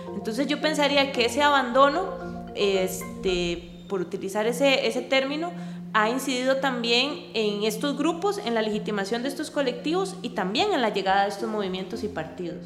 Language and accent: Spanish; Costa Rica; also born or lived in Netherlands; mis expectativas como costarricense